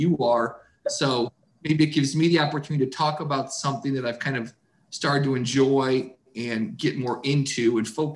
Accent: Toledo, Ohio, United States; growing up in Toledo

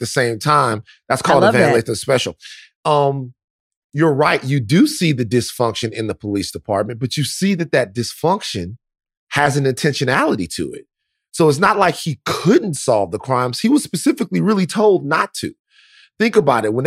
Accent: Baton Rouge, Louisiana, United States; Herc and Carver were the police officers that I knew growing up in South Baton Rouge

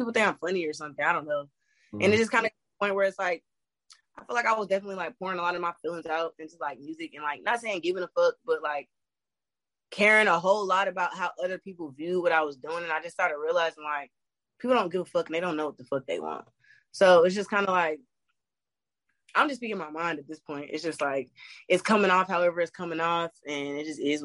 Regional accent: Gwinnett, Georgia, United States; also born or lived in New Jersey; I'm from New Jersey, but I went to high school in Gwinnett, and that's in Georgia

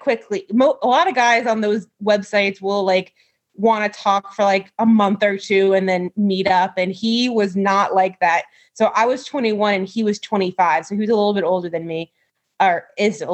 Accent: New York, United States; moved away as an adult; now in Pennsylvania, United States; I grew up in New York and I went to a Christian college out there or out here. I'm still living in Pennsylvania.

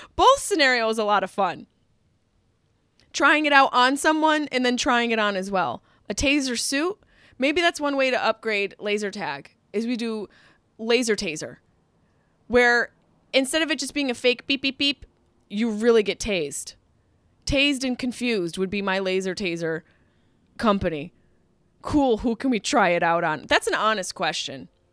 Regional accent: Liverpool, New York, United States; now in Los Angeles, United States; Liverpool, Cuse

